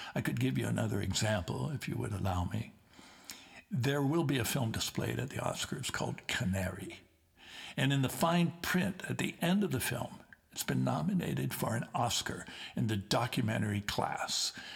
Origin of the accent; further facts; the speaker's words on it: Liverpool, North West England, United Kingdom; moved away; Keith Briffe and I come from the Liverpool area